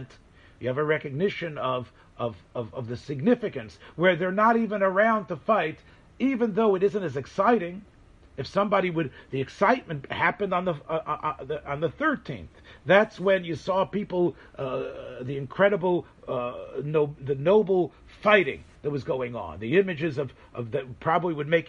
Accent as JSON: {"language": "English", "town": "Memphis", "region": "Tennessee", "country": "United States", "tie": "born or raised there", "moved": "yes", "said": "Memphis, Tennessee, which is where I'm from"}